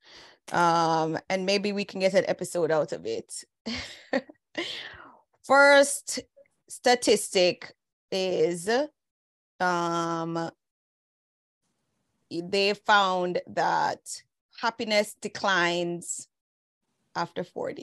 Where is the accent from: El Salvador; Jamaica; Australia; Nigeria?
Jamaica; moved away; In Jamaica, Valentine's Day was a thing for real. Growing up, it was a whole thing